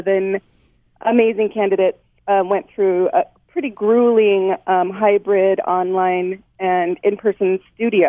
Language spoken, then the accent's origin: English; Kealakekua, Hawaii, United States; moved away as an adult; I grew up in Kealakekua, and I went to Kona Waina